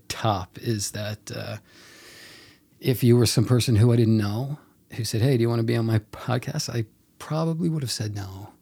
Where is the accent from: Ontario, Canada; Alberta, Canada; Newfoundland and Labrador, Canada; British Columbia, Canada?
Newfoundland and Labrador, Canada; Mount Pearl; I tell people I'm from Mount Pearl.